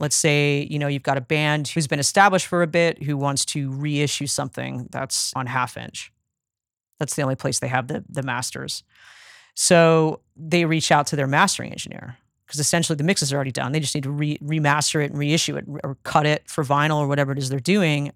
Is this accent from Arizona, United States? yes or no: yes; Phoenix, Arizona, United States; now in Nashville, United States; I grew up in Phoenix in the nineties